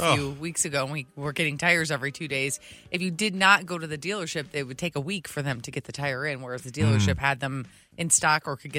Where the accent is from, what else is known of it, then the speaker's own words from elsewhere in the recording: Detroit, Michigan, United States; I grew up in Detroit.